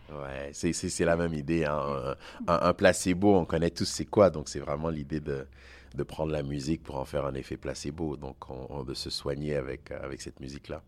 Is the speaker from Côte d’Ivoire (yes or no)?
yes; Côte d’Ivoire; moved away as an adult; also born or lived in Togo; now in Canada; je suis né en Côte d'Ivoire, mes parents sont du Togo, j'ai grandi dans le système français, je, je, suis au Canada depuis 23 ans maintenant